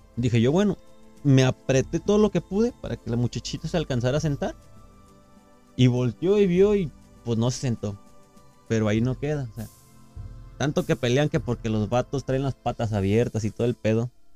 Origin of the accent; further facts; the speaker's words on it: Mexico; Como mexicanos somos bien chingones